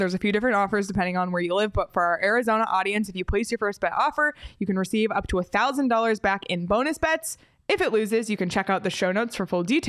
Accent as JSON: {"language": "English", "town": "Toronto", "region": "Ontario", "country": "Canada", "said": "I love it. I'm from Toronto."}